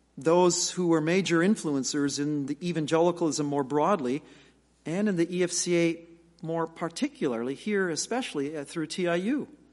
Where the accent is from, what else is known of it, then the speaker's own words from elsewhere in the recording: United States; as American evangelicals